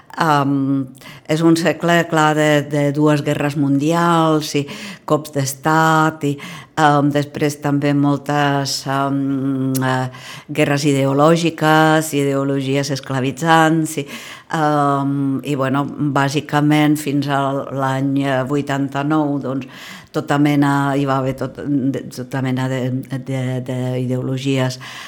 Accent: Prague, Czechia; Catalan is a second language; moved away; sóc d'aquella mateixa part d'Europa, diguem-ne, eh, sóc de Praga

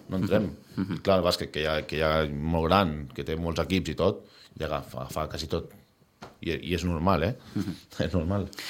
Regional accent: Sitges, Catalonia, Spain; tots som de Sitges

